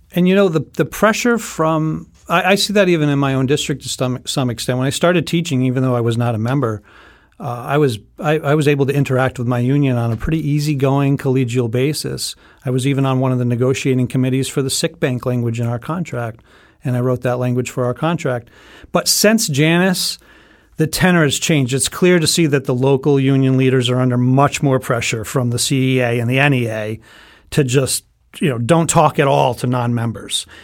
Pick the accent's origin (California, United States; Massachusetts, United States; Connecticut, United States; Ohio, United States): Connecticut, United States; North Stonington; I've been teaching for sixteen years in my hometown of North Stonington, Connecticut